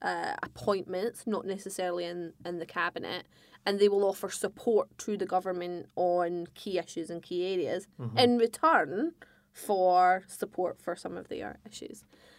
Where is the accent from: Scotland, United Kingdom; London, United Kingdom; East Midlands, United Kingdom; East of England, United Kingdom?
Scotland, United Kingdom; I'm a Scot who is a hardcore unionist.